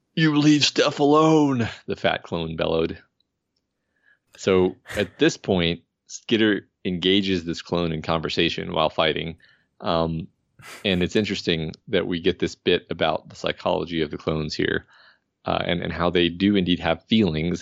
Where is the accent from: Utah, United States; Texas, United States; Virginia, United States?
Texas, United States; moved away; as a Texan